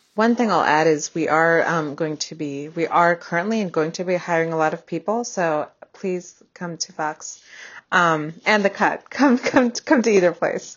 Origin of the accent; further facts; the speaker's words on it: Bay Area, California, United States; moved away as an adult; also born or lived in Boston; I grew up in the Bay Area in California